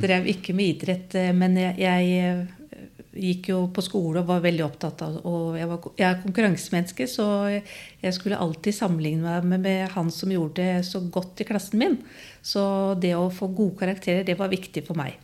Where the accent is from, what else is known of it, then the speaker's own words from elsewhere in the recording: Skien, Telemark, Norway; jeg vokste opp på Gråtamoen i Skien